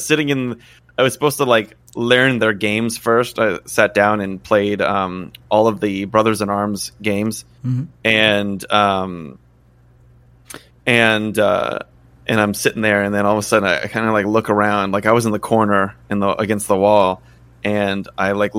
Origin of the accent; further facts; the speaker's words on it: Tennessee, United States; moved away as an adult; also born or lived in Wisconsin / Sweden; we're from Tennessee